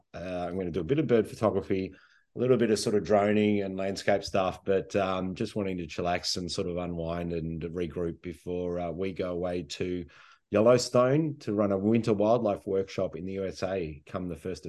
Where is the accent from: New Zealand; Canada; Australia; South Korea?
Australia; Brighton, Victoria; I grew up in Brighton